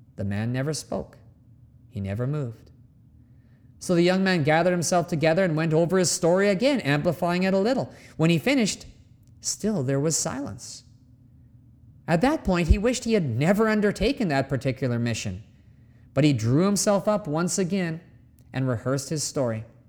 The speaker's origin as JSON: {"language": "English", "country": "Canada", "moved": "yes", "said": "my home country of Canada"}